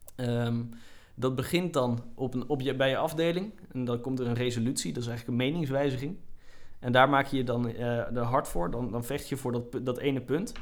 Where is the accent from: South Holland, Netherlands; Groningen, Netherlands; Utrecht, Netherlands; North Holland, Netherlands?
Groningen, Netherlands; als Groningers moeten we het daar eigenlijk niet over hebben